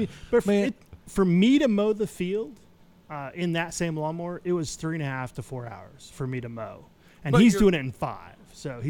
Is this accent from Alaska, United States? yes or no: yes; Bethel, Alaska, United States; now in Oklahoma, United States; I was born in Bethel, Alaska.